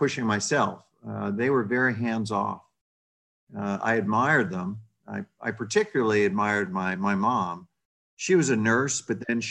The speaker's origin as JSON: {"language": "English", "region": "New England", "country": "United States", "tie": "born or raised there", "also_born_or_lived": "New Jersey / Boston", "said": "in the Northeast, in New England, mostly New England. I was born in New Jersey."}